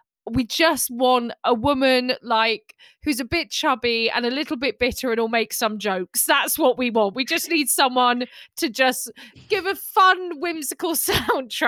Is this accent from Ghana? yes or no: no; England, United Kingdom; I'm very English